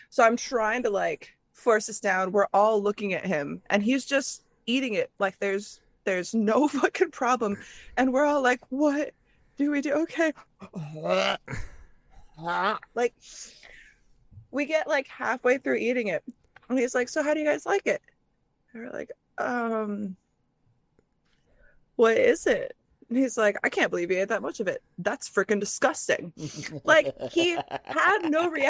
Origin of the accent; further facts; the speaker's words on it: Midwest, United States; growing up in the Midwest